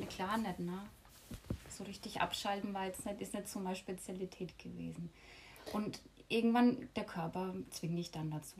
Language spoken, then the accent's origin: German; Lower Franconia, Bavaria, Germany; moved away as an adult; now in Mallorca, Spain; Aus Bayern, falls man es noch nicht hört, aus Unterfranken